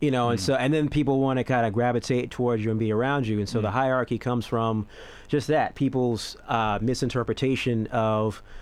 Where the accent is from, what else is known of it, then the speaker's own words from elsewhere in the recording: United States; moved away as an adult; now in Australia; I'm American